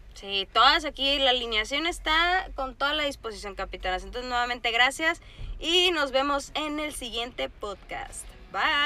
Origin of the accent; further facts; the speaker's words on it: Sinaloa, Mexico; Yo soy de Sinaloa, entonces mi familia es muy beisbolera.